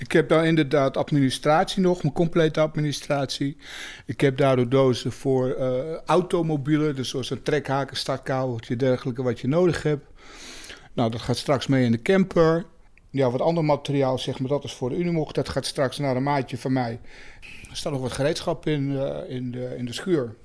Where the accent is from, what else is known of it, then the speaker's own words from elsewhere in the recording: Germany; moved away as an adult; now in Netherlands; Ik ben in Duitsland opgegroeid. Ik heb er heel lang gewoond, ook eh, als, eh, als eh, jonge man.